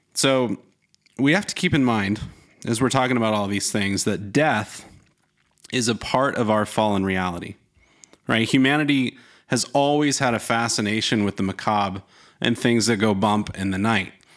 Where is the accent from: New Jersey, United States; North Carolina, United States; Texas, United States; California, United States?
North Carolina, United States; I grew up in North Carolina